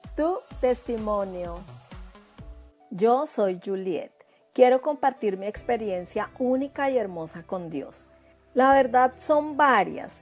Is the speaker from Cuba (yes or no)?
no; Bogotá, Colombia; moved away as an adult; now in New Zealand; Yo soy de Bogotá, Colombia, y me vine para Nueva Zelanda hace tres años y medio